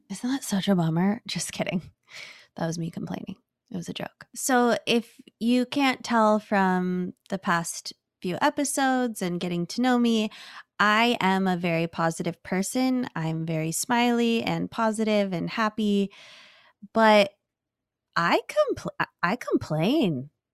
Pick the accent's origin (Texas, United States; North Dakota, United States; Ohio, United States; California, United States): California, United States; growing up in California